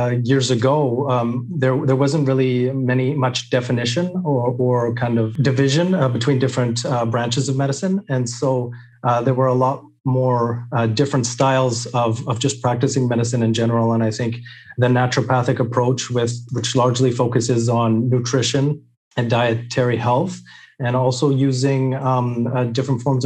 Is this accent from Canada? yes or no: yes; British Columbia, Canada; I was born and raised here in British Columbia, Canada